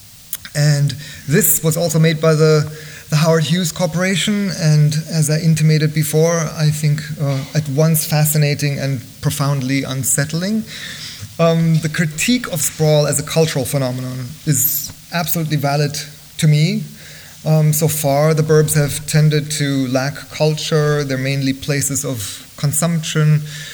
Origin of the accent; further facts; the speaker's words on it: Bavaria, Germany; moved away; growing up in Germany